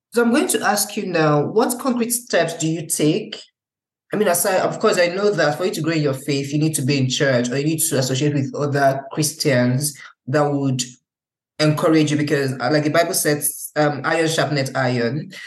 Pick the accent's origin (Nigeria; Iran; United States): Nigeria; now in Germany; being a Nigerian and seeing how things are in Nigeria